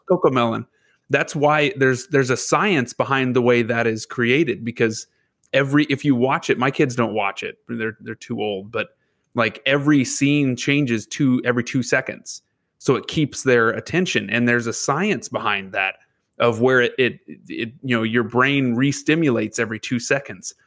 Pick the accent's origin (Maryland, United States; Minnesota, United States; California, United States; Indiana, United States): Indiana, United States; Lebanon; now in northern Indiana, United States; Lebanon, Indiana, that was my hometown, is where I was born and raised